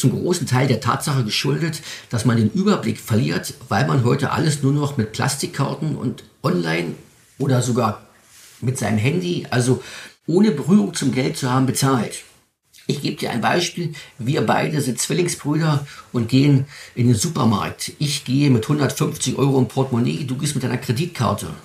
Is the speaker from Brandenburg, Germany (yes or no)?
yes; Spreewald, Brandenburg, Germany; Meine Familie ist seit 1901 in meiner Heimat hier im Spreewald als ehrbare Kaufleute aktiv